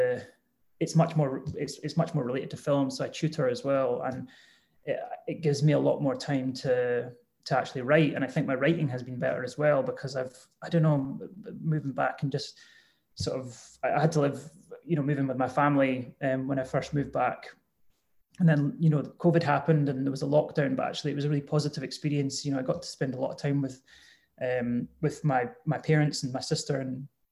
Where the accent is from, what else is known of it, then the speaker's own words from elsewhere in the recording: Edinburgh, Scotland, United Kingdom; I grew up in Edinburgh